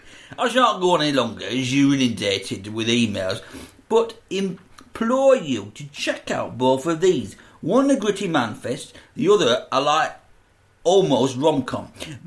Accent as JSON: {"language": "English", "region": "Wales", "country": "United Kingdom", "said": "I'm Welsh."}